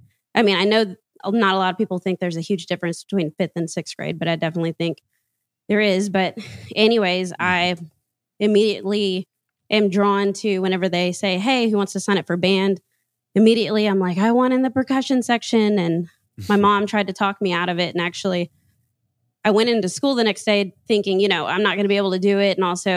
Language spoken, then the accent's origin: English; Louisiana, United States; because I'm from Louisiana. Kind of. I'm an Army brat